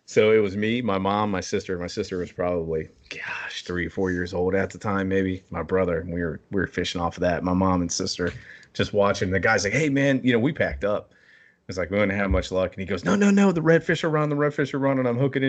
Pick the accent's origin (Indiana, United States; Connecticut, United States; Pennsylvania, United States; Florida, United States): Florida, United States; I mean, I grew up in Florida pretty much. I lived down there for a little while.